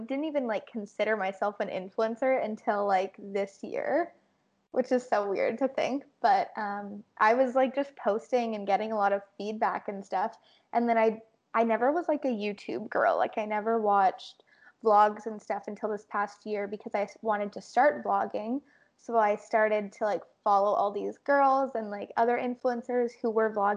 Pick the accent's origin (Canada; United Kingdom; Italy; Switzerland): Canada; Winnipeg, Manitoba; I was born and raised in Winnipeg, Manitoba.